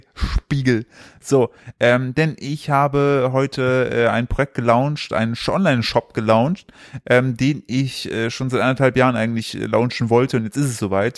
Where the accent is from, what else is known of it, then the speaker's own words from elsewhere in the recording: East Germany, Germany; ich komme aus dem Osten